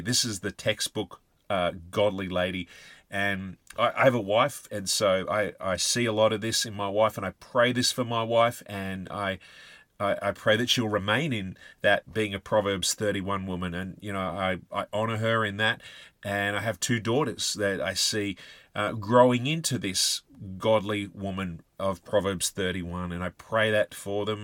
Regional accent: Australia; us, uh, Aussie soldiers had this, uh, reputation

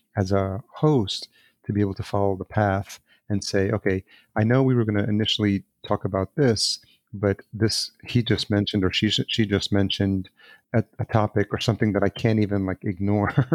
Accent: El Salvador; I was born in El Salvador as well.

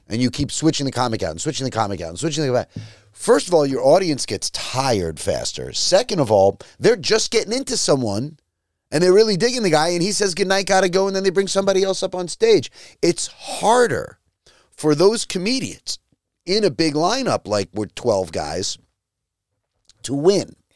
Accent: Long Island, New York, United States; moved away; my town on Long Island where I grew up

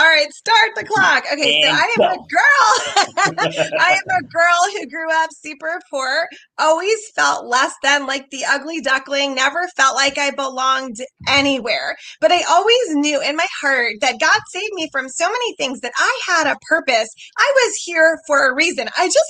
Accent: New York, United States; born there; also born or lived in Seattle / Atlanta / Pennsylvania / Rhode Island; I was born in New York, okay. in Long Island. Yeah. And I lived in New York City. I've lived in Seattle, Atlanta, Pennsylvania, Rhode Island, Connecticut, and here in Maryland.

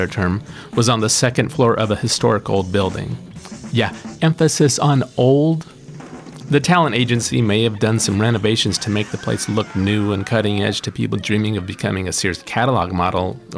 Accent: Utah, United States; born or raised there

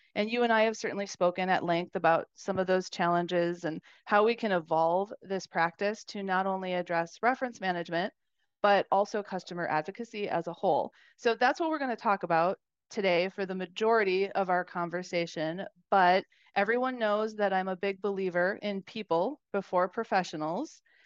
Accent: Wisconsin, United States; I grew up in Wisconsin

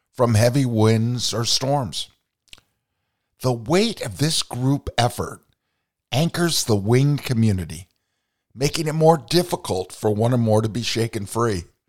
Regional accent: Vermont, United States; growing up in Vermont

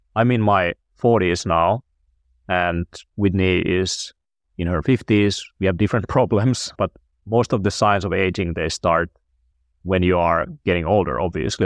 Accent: Finland; I'm from Finland

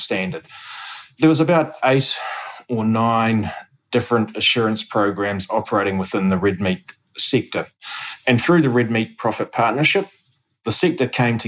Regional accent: Hawke's Bay, New Zealand; I grew up in Hawke's Bay, grew up on a family farm and went to Massey University.

